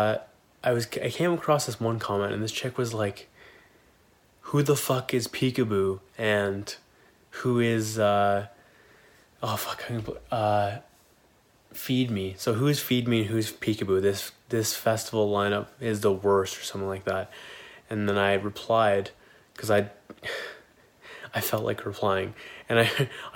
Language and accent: English; Kitchener, Ontario, Canada; Kitchener, which is my hometown